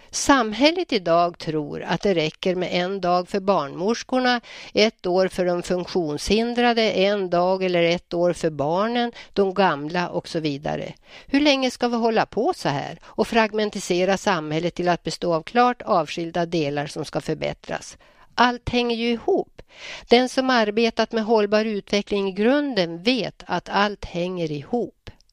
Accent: Njurundabommen, Västernorrland County, Sweden; also born or lived in Hallstahammar / Örnsköldsvik; now in Bönhamn, Sweden; Njurundabommen var min uppväxtplats

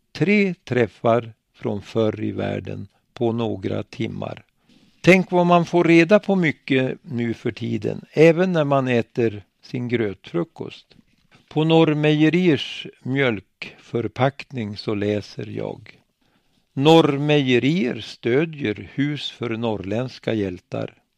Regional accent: Bölen, Västernorrland County, Sweden; I Bölen, min hemby, fanns ett IOGT ordenshus

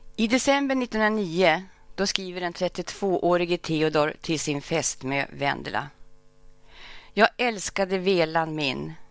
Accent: Örnsköldsvik, Västernorrland County, Sweden; moved away; also born or lived in Stockholm; jag hade den stora förmånen att få växa upp nära farmor och farfar. Och framförallt att få växa upp på Mjölnberget

